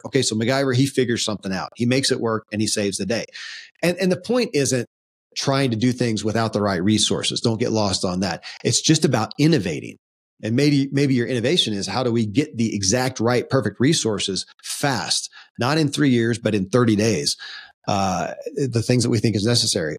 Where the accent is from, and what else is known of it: Kentucky, United States; born or raised there